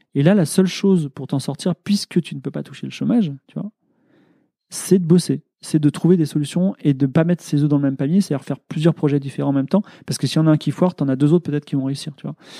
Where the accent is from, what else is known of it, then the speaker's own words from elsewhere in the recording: France; je suis ingénieur, je suis blanc, euh, je suis français